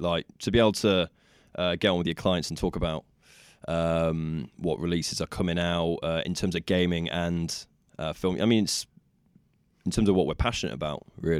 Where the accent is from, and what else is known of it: Nottingham, East Midlands, United Kingdom; born or raised there